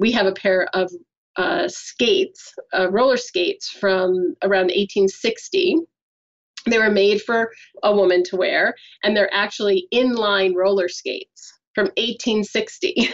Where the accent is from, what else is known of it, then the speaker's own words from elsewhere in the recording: United States; moved away; I'm American